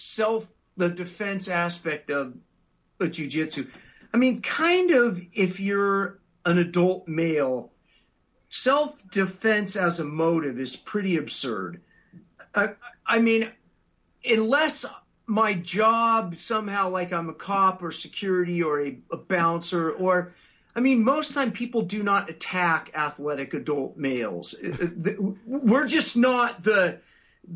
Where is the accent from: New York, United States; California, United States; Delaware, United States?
California, United States; Los Angeles; I grew up in the South Bay of L.A.